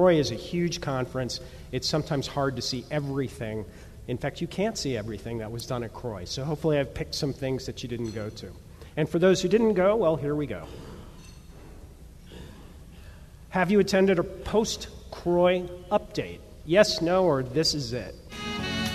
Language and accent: English; New York City, New York, United States; I'm a New Yorker